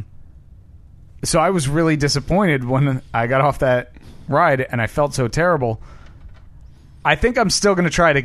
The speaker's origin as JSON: {"language": "English", "region": "New Jersey", "country": "United States", "moved": "yes", "lives_now": "Midwest, United States", "said": "Of course I'm from New Jersey. I'm from New Jersey."}